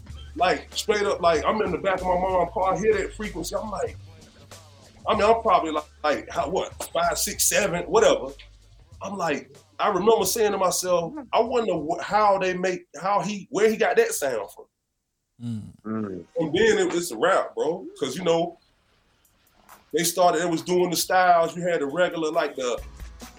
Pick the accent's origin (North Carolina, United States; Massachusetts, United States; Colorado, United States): North Carolina, United States; Wilson; I'm born and raised in Wilson, North Carolina